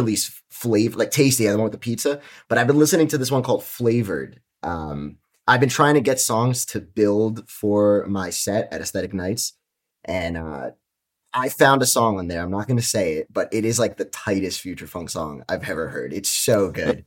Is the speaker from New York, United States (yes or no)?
yes; New York, United States; I'm from New York